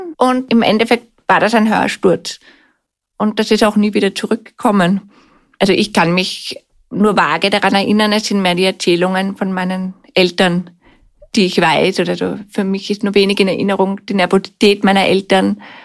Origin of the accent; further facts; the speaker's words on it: Vienna, Austria; Ich bin in Wien aufgewachsen, bin siebenunddreißig Jahre alt